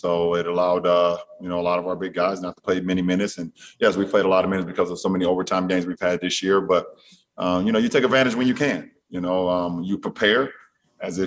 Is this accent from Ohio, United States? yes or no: yes; Akron, Ohio, United States; moved away; I'm a kid from Akron, Ohio